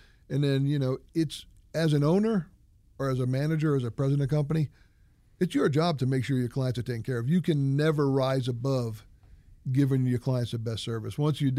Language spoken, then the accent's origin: English; New Hampshire, United States; For me, I grew up in New Hampshire. So I like personal service. I grew up in a small town.